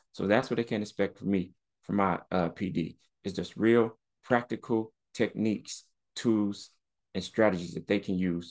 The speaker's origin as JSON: {"language": "English", "town": "Chicago", "region": "Illinois", "country": "United States", "tie": "born or raised there", "said": "And I've been in some scary situations growing up in the South Side of Chicago, you know, walking through different gang territories"}